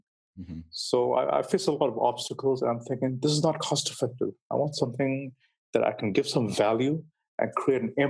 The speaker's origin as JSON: {"language": "English", "country": "Bangladesh", "also_born_or_lived": "United Kingdom", "said": "I had to go back to my country. I'm from Bangladesh, actually."}